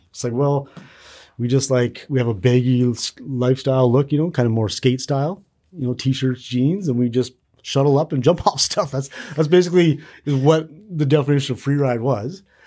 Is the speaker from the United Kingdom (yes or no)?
no; Kamloops, British Columbia, Canada; in Kamloops, kinda where I grew up